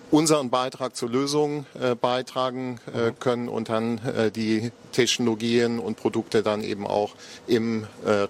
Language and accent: German; Eifel, Germany; now in Aachen, Germany; Ja, also ich komme aus der Eifel, ja. äh, bin, bin aber inzwischen äh, 25 Jahre äh, in Aachen, genau.